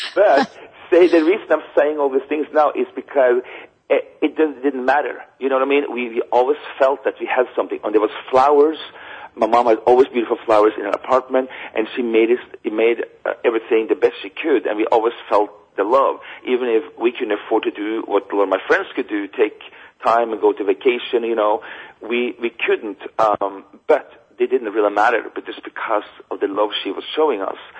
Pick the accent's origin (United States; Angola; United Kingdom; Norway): Norway; moved away as an adult; growing up in Norway